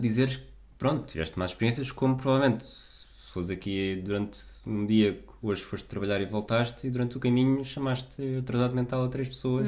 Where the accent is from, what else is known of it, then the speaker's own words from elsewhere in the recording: Portugal; não temos noção da sorte que temos enquanto portugueses